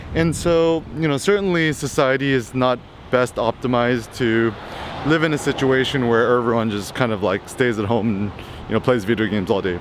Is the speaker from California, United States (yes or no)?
yes; Bay Area, California, United States; I grew up in the Bay Area